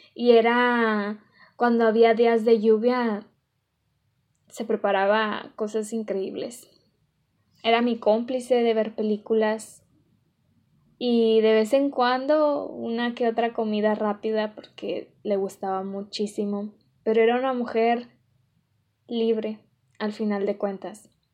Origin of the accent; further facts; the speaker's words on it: Monterrey, Nuevo León, Mexico; una regia